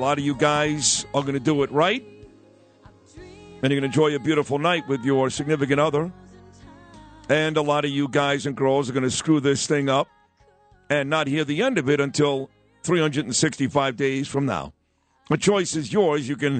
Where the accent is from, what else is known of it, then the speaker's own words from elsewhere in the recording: Brooklyn, New York, United States; I grew up in Canarsie. All my friends went to that place.